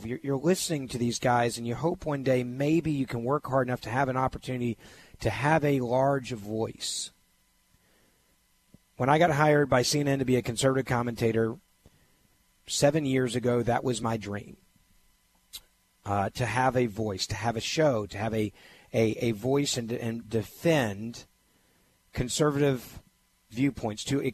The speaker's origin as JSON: {"language": "English", "town": "Memphis", "region": "Tennessee", "country": "United States", "tie": "born or raised there", "said": "I grew up in Memphis, Tennessee"}